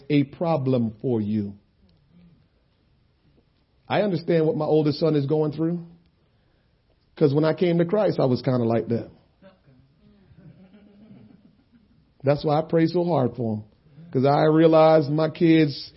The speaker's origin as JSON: {"language": "English", "country": "Jamaica", "also_born_or_lived": "Princeton, New Jersey / Trenton, New Jersey", "moved": "yes", "said": "I'm Jamaican"}